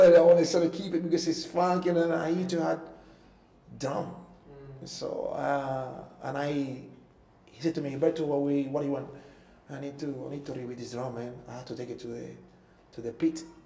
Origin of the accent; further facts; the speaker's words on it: Cuba; English is a second language; moved away as an adult; also born or lived in Toronto, Canada / Vancouver, Canada / Singapore; I came from Cuba to Toronto. Toronto, we moved. I moved to Vancouver.